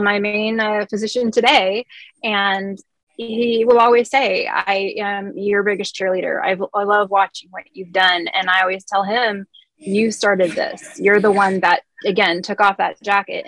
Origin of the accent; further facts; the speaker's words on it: California, United States; my whole life growing up in California